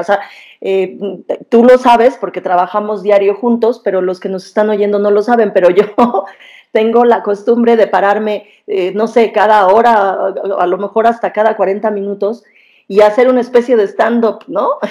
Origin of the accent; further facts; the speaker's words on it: Mexico; somos mexicanos